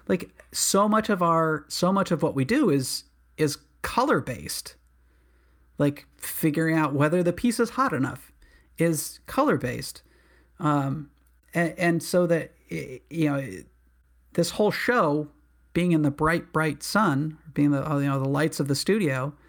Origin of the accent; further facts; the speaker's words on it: New England, United States; To be honest, I mean, I'm from New England.